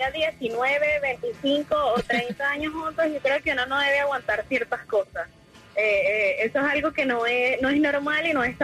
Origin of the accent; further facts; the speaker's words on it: Nicaragua; Yo soy nicaragüense.